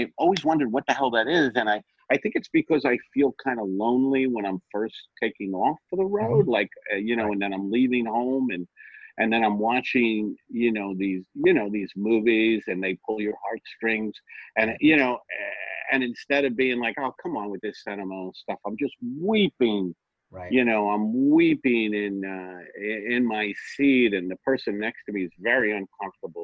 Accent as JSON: {"language": "English", "region": "New York", "country": "United States", "tie": "born or raised there", "said": "I grew up in New York"}